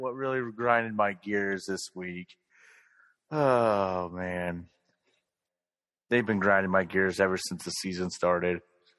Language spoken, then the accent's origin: English; Ohio, United States; I'm from Ohio